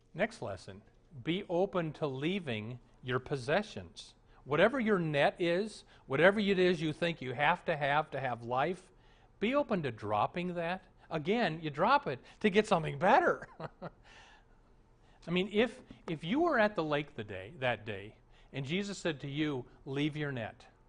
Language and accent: English; Omaha, Nebraska, United States; moved away as an adult; also born or lived in Florida / Minneapolis; the Lutheran church I grew up in in Omaha.